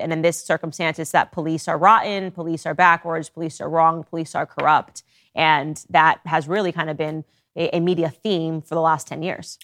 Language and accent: English; Connecticut, United States; I grew up in Connecticut